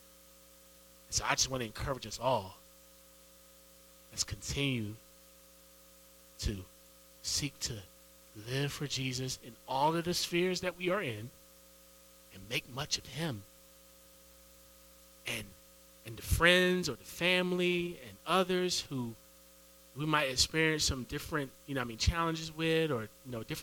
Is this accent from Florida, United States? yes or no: no; Edenton, North Carolina, United States; moved away as an adult; also born or lived in Raleigh, North Carolina; Ended up having to leave my hometown to move to Raleigh. So I'm from Edenton